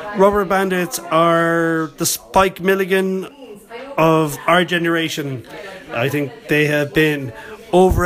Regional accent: Limerick, Munster, Ireland; here in Limerick, my hometown

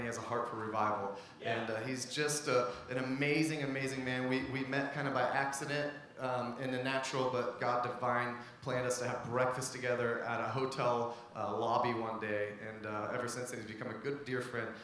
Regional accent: Ohio, United States; also born or lived in Missouri; I was born and raised in Ohio.

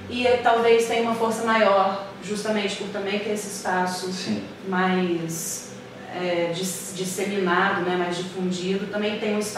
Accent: Belo Horizonte, Minas Gerais, Brazil; now in Rio de Janeiro, Brazil; e eu vim de BH para o Rio de Janeiro, minhas amigas todas ficaram lá, minha história toda ficou lá.

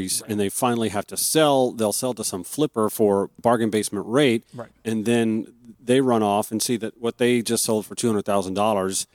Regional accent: Augusta, Georgia, United States; now in Atlanta, United States; I grew up in Augusta, Georgia

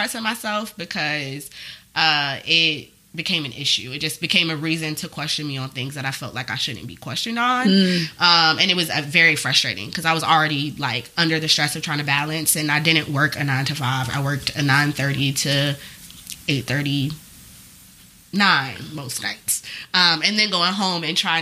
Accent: Hampton, Virginia, United States; moved away as an adult; also born or lived in Washington, D.C.; now in New York, United States; I'm from Virginia. I'm from Hampton

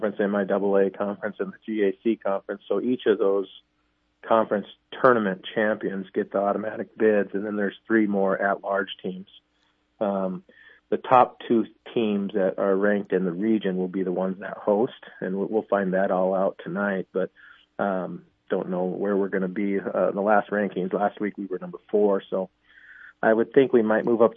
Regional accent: Billings, Montana, United States; moved away as an adult; now in Sioux Falls, United States; I grew up in Montana and in Billings area and went to school there

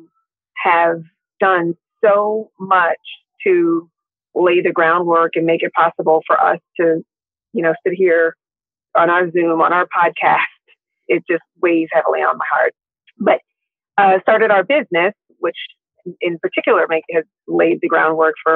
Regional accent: New York City, New York, United States; the building I grew up in Harlem. I'm literally sitting in the driveway of 10 West 135th Street, Lenox Terrace, between 5th and Lenox in Harlem, New York. And that's where I was raised

